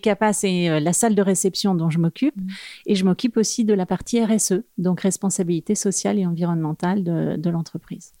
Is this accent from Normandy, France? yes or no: yes; Normandy, France; moved away as an adult; now in Paris, France; je suis une provinciale de Normandie, mais je vis quand même à Paris depuis euh, euh, une bonne vingtaine d'années